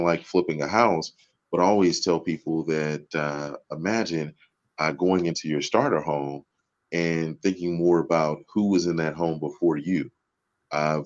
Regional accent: Houston, Texas, United States; also born or lived in Dallas; now in Arlington, United States; I'm actually a native Texan. I grew up in Houston and live here in Dallas these days, in Arlington more specifically

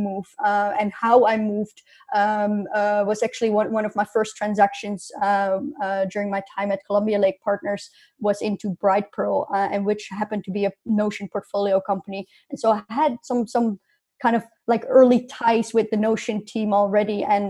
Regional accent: north of Amsterdam, North Holland, Netherlands; moved away as an adult; also born or lived in Rotterdam / London; I grew up in the Netherlands, north of Amsterdam, 30 kilometers north of Amsterdam

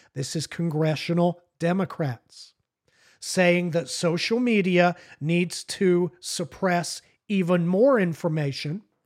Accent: United Kingdom; now in United States; I consider myself an American, but I'm not an American. I'm a British citizen.

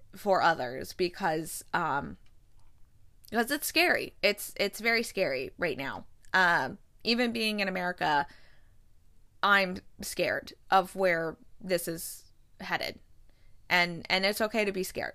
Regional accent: United States; moved away; an American who has lived abroad

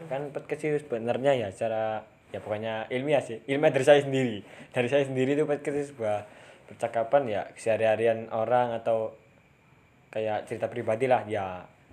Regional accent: Java, Indonesia; Kene kan wong Jawa ku yo usaha gawe ngomong Indonesia

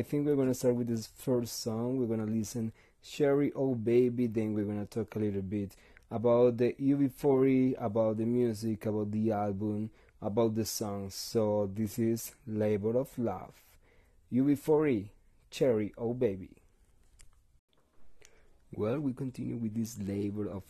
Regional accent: Bogotá, Colombia; English is a second language; we're from Bogota, from Colombia, from South America

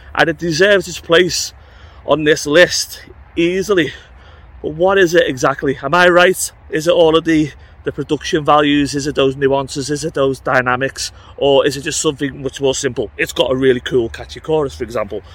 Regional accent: United Kingdom; I'm British

